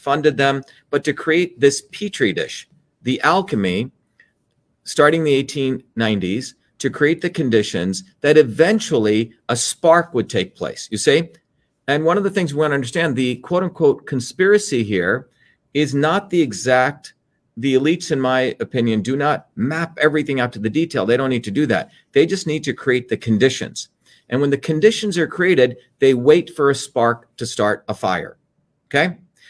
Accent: India; born there; you know, I was born in India

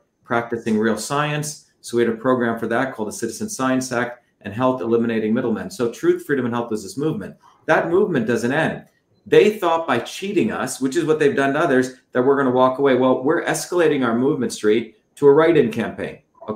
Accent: India; now in United States; I came from India originally.

